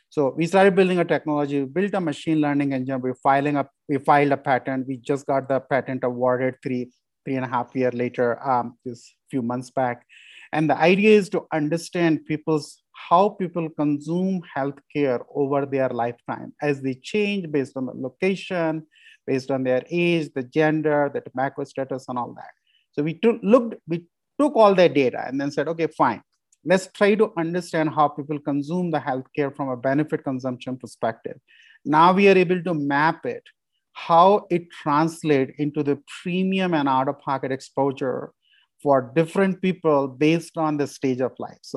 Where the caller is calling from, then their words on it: Colorado, United States; I'm calling from real Colorado today.